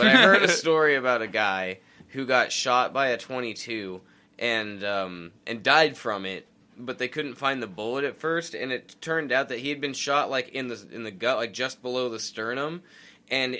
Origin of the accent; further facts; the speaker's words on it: United States; We're American.